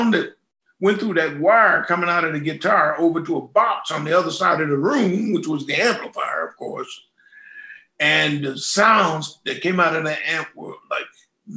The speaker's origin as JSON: {"language": "English", "town": "Pittsburgh", "region": "Pennsylvania", "country": "United States", "tie": "born or raised there", "said": "That's my town, my hometown. Born and raised."}